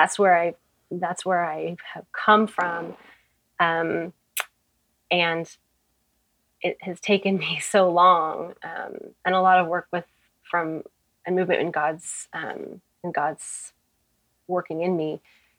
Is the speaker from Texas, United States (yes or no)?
yes; Houston, Texas, United States; So I grew up in Houston, Texas, and I grew up in a very wealthy white bubble